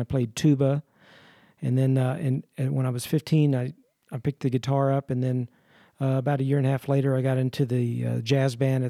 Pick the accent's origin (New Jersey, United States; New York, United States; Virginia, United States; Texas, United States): Texas, United States; San Antonio; San Antonio, Texas.